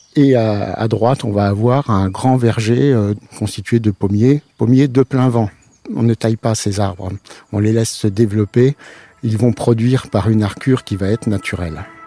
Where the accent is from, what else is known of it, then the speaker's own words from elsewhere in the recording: Nohant-Vic, Centre-Val de Loire, France; Je viens de pas très loin, puisque je me suis élevé quand même sur la commune de Nohanvic